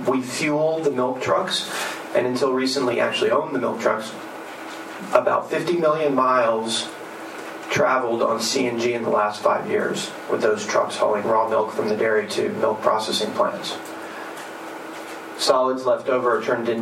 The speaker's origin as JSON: {"language": "English", "region": "Texas", "country": "United States", "tie": "born or raised there", "also_born_or_lived": "Houston", "moved": "yes", "said": "I used to live and work in Houston in a high-rise office building downtown, and I grew up in Texas"}